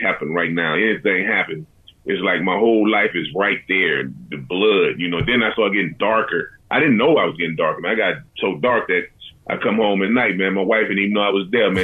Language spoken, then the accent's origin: English; Galveston, Texas, United States; growing up in Galveston, Texas